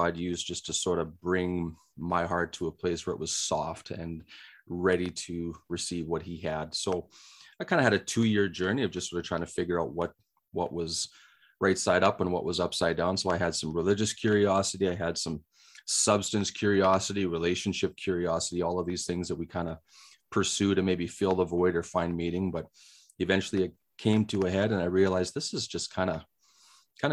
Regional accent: Saskatchewan, Canada; moved away as an adult; now in Alberta, Canada; I grew up in Saskatchewan

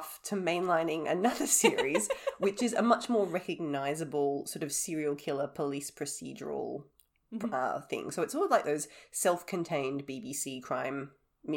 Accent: Australia; I am the Australian one

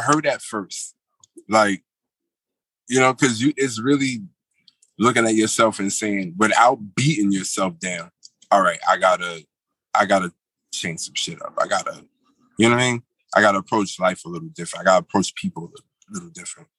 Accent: New York City, New York, United States; also born or lived in Manhattan; now in Yonkers, United States; right now, I'm reporting live from Yonkers. Um, I go by way of uh, Brooklyn, New York

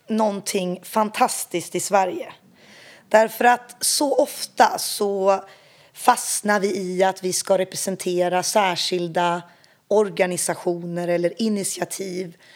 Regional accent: eastern Congo, DR Congo; Jag är ju uppväxt som barn i östra Kongo och kan inte tänka mig ett rikare sätt att få växa upp som barn.

